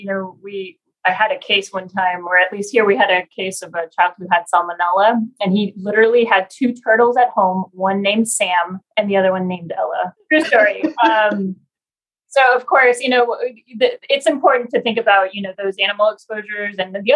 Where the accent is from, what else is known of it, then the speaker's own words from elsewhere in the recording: Argentina; now in Houston, United States; I'm from Argentina originally